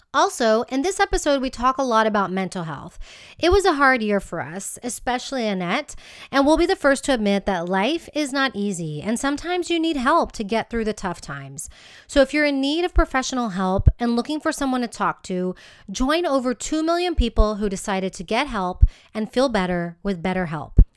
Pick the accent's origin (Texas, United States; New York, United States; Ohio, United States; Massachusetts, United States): Texas, United States; moved away as an adult; now in Spain; I moved from my home state of Texas to Spain